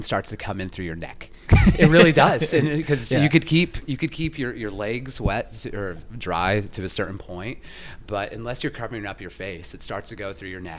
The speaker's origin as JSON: {"language": "English", "region": "Idaho", "country": "United States", "moved": "yes", "lives_now": "Chicago, United States", "said": "I'm from Idaho"}